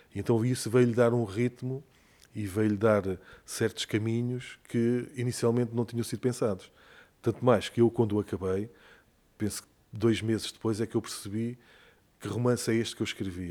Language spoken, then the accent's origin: Portuguese; Douro, Portugal; also born or lived in Maputo, Mozambique; Eu vim em 74, em outubro de 74, e quando viemos para cá, fomos viver para a aldeia, da, para a terra da minha mãe, uma aldeia no Douro